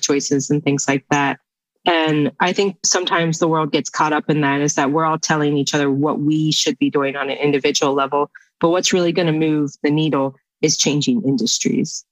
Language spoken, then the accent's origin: English; West Virginia, United States; Growing up in West Virginia, it's a natural resource state.